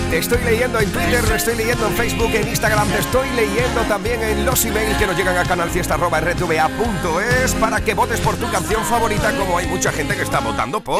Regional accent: Huelva, Andalusia, Spain; en mi tierra, en Huelva

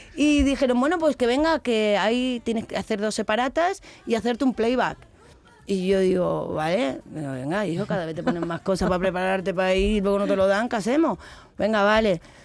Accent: Seville, Andalusia, Spain; moved away; also born or lived in Madrid; ese es mi barrio. Es, yo me he criado al lado de Radio Sevilla, en Rafael

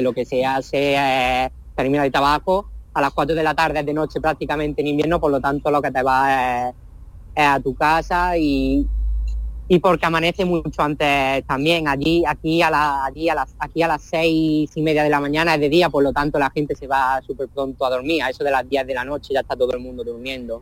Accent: Spain; moved away as an adult; also born or lived in Brighton, England / London, England; now in Edinburgh, United Kingdom; esta es mi tierra

